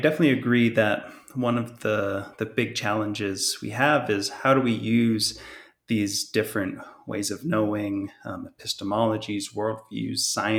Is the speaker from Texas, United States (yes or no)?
no; Hawaii, United States; I'm, as you mentioned in my introduction, I'm Native Hawaiian, Kanaka O'iwi, and in Native Hawaiian belief systems